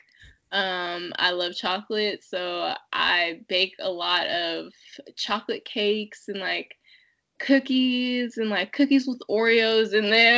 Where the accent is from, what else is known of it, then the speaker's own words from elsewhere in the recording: Fairfield, California, United States; moved away as an adult; now in Salt Lake City, United States; I grew up in Fairfield, California